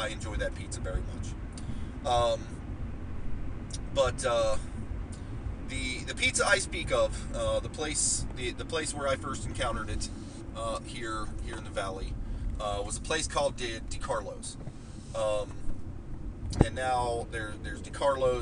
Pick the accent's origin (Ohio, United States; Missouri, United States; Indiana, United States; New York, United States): Ohio, United States; Martins Ferry; Growing up, there was a pizza place in my hometown of Martins Ferry, Ohio